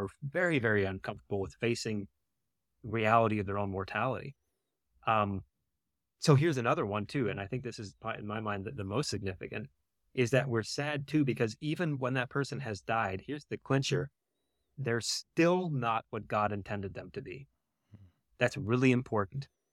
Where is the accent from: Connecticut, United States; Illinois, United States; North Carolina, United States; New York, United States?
North Carolina, United States; mountains of; moved away as an adult; also born or lived in Michigan; I grew up in North Carolina, in the mountains of North Carolina